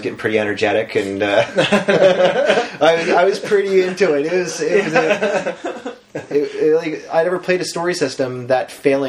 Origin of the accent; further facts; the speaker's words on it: near Lunenburg, Nova Scotia, Canada; moved away; I lived near Lunenburg, Nova Scotia.